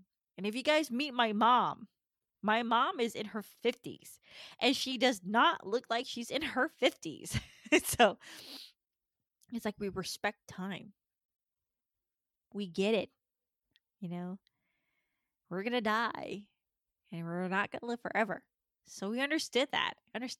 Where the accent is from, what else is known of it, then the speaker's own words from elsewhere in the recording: Georgia, United States; born there; also born or lived in California; the first time that I got out of Georgia, I was born in Georgia, only to be in California.